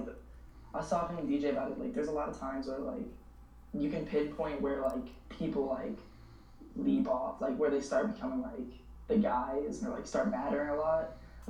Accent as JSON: {"language": "English", "town": "Newburgh", "region": "New York", "country": "United States", "tie": "born or raised there", "also_born_or_lived": "Florida", "said": "I grew up in a place called Newburgh, New York. It's the murder capital of New York. You know, I went to like just a bunch of struggles through like gun violence and all that stuff. Like, just pretty much grew up in the hood, lived my life."}